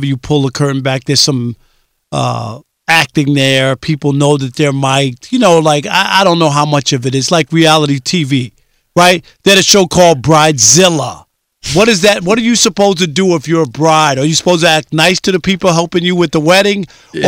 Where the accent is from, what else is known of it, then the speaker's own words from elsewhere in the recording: New York City, New York, United States; I grew up in Queens.